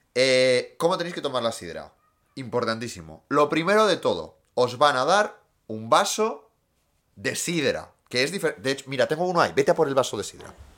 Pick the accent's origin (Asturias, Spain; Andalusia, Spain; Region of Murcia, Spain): Asturias, Spain; Gijón